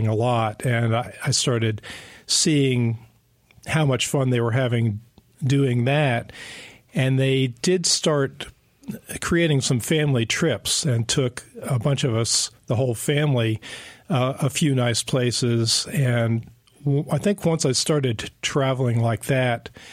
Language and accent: English; New Jersey, United States; moved away as an adult; also born or lived in Pennsylvania / Texas / Houston; now in Western North Carolina, United States; I grew up in New Jersey